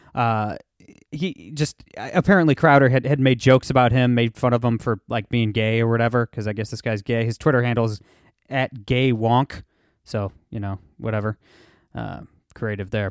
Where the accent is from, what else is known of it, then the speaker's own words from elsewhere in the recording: Toledo, Ohio, United States; I'm from Toledo, Ohio, okay? I grew up in a real blue cla-, collar town